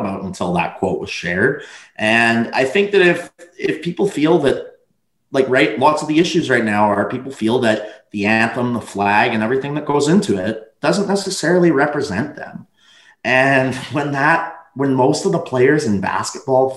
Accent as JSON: {"language": "English", "country": "Canada", "said": "being from Canada"}